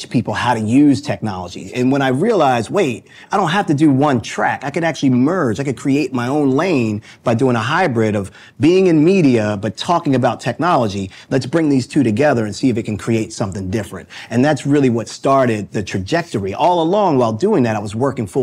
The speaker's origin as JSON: {"language": "English", "town": "Baltimore", "region": "Maryland", "country": "United States", "tie": "born or raised there", "said": "I'm a boy from Baltimore. That's hometown, born and raised"}